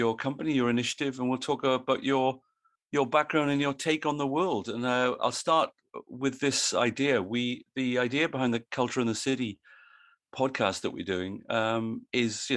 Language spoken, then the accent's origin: English; Wales, United Kingdom; now in Australia; I live in Australia and I'm from Wales originally